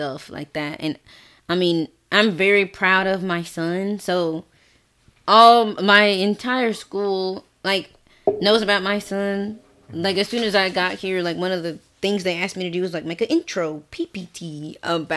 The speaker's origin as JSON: {"language": "English", "region": "the South", "country": "United States", "moved": "yes", "said": "I'm from the South"}